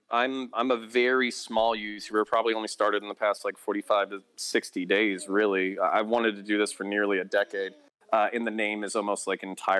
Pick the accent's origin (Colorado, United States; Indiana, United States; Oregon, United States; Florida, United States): Florida, United States; also born or lived in Belgium / Texas; My background is I grew up multiple places. I lived in Belgium when I was 8 years old. I was raised in the French school system. Got my ass kicked in French until I was 12. Moved to Texas. Moved back to Florida, which is kind of my home state.